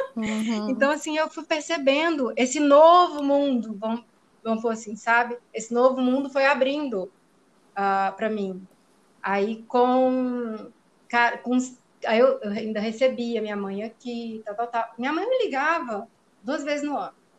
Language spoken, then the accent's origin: Portuguese; Ipatinga, Minas Gerais, Brazil; moved away as an adult; now in Piracicaba, Brazil; Sou mineira do interior de Minas Gerais, de Patinga